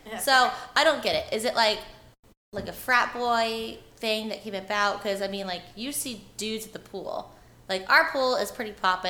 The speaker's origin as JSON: {"language": "English", "town": "Springfield", "region": "Missouri", "country": "United States", "also_born_or_lived": "St. Louis, Missouri", "said": "I'm from Springfield."}